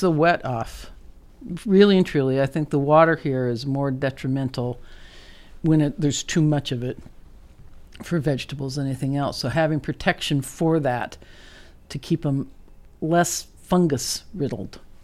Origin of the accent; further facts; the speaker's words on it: Netherlands; moved away; I grew up in Holland